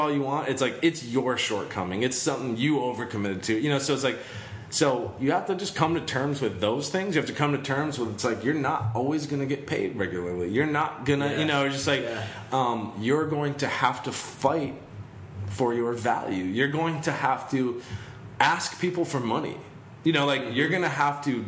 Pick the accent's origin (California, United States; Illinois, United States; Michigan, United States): Michigan, United States; moved away; I'm originally from Michigan, and it's, like, in a small town